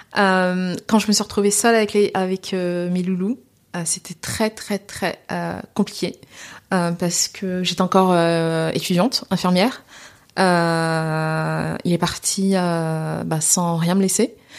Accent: France; also born or lived in Seine-Saint-Denis, France; je suis française d'origine sénégalaise

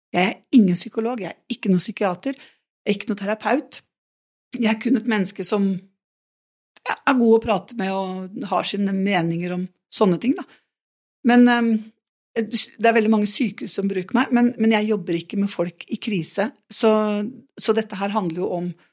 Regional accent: Nøtterøy, Vestfold, Norway; moved away; also born or lived in Porsgrunn; jeg er fra Nøtterøy

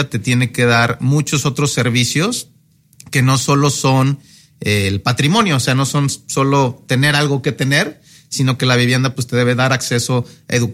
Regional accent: Querétaro, Mexico; now in Monterrey, Mexico; soy de, soy de Querétaro, pero tuve la oportunidad como de vivir en varias ciudades de, México, ¿no? Este, realmente fui muy nómada de niños

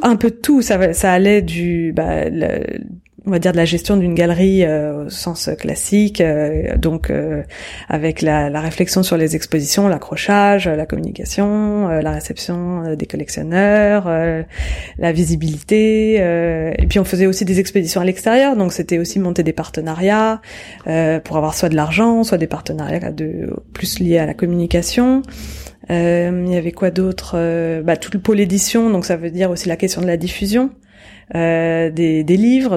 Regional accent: Courbevoie, Île-de-France, France; also born or lived in Paris; je suis née en 1980 euh, à Paris et euh, j'ai grandi à Courbevoie, donc et à côté de la Défense

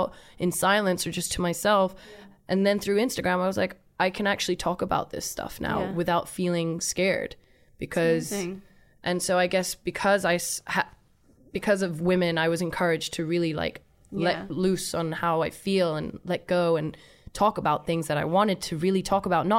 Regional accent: Thailand; We me and my family, we grew up in Thailand.

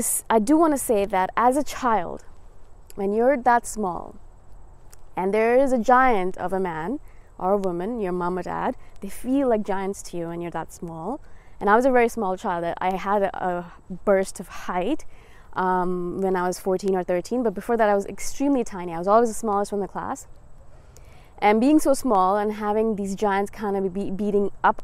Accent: India; moved away; I am from India originally. I was born there. My parents are Indian

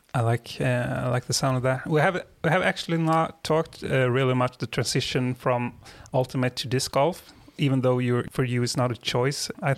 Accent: Sweden; I'm from Sweden.

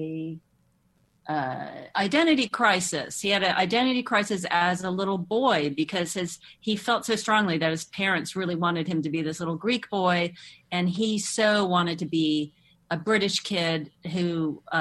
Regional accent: Moscow, Russia; moved away; growing up in Moscow

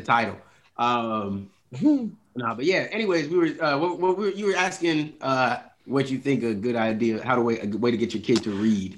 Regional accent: Philadelphia, Pennsylvania, United States; I grew up you know in Philly

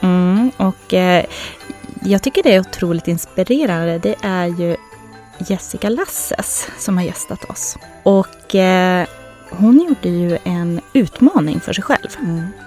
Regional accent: Norrland, Sweden; accent: Norrland dialect; moved away; jag är ju uppifrån eh, Norrland men eh, man kanske hör det på min dialekt

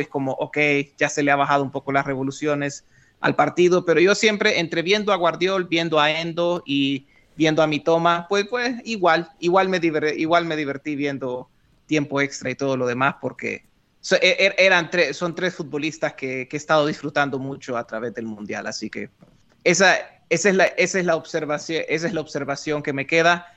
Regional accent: Honduras; moved away as an adult; also born or lived in western New York State, United States; Honduras, de donde yo soy

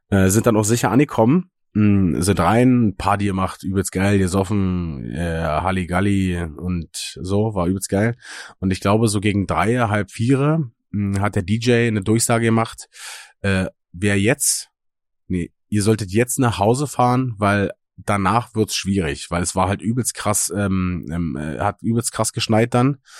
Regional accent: Eggersdorf, Brandenburg, Germany; meinem Heimatdorf

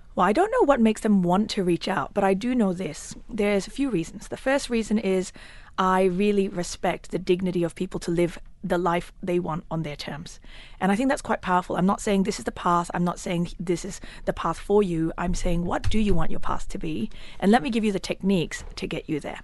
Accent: Australia; moved away as an adult; now in United Arab Emirates; my home country of Australia. I lived there for nineteen years

